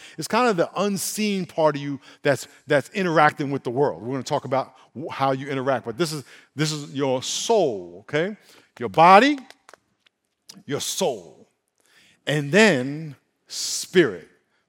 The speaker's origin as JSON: {"language": "English", "town": "Brooklyn", "region": "New York", "country": "United States", "tie": "born there", "said": "where I was born in Brooklyn"}